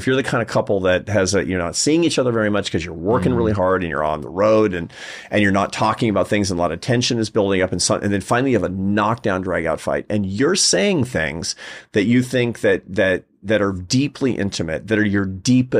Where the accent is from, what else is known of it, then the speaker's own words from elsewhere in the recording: Pacific Northwest, United States; I'm American. You know, we didn't do that growing up in the Pacific Northwest, did we?